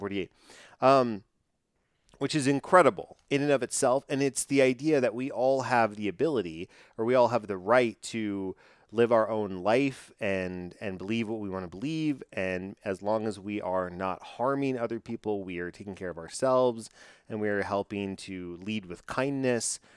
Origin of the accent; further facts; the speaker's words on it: Texas, United States; I'm from Texas